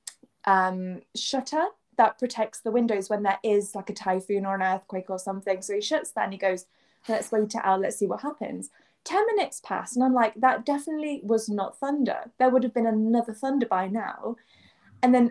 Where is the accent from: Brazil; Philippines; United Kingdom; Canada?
United Kingdom; England; moved away as an adult; also born or lived in Kansai, Japan; now in Japan; I'm from England